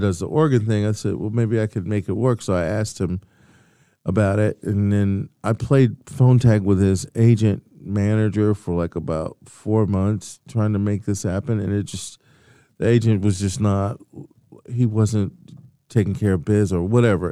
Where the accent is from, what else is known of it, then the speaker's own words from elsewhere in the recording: Atlanta, Georgia, United States; moved away as an adult; also born or lived in Baltimore / Hampton University, Virginia / Indiana (IU); now in Indianapolis, United States; So I was raised in the Atlanta area. I was actually born in Baltimore